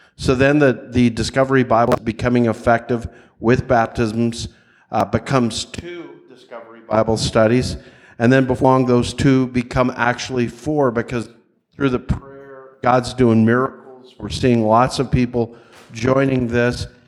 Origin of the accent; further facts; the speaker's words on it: Nashville, Tennessee, United States; I'm from the Nashville area